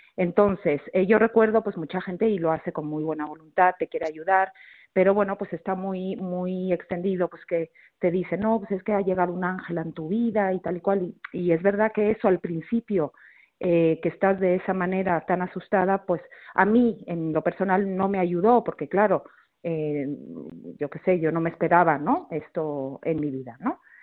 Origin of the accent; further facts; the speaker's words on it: Mexico; moved away as an adult; also born or lived in Barcelona, Spain; now in Madrid, Spain; yo nací en México, eh, mis papás son españoles, pero, pero nací en México, estuve 20 años viviendo ahí y luego ya me vine a vivir a España